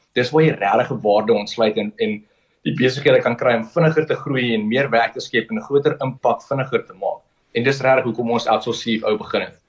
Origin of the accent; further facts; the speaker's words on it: Kimberley, Northern Cape, South Africa; ek is gebore in Kimberley. Ek het daar gematrikuleer aanvanklik. Uh, my ouers het daarso gewoon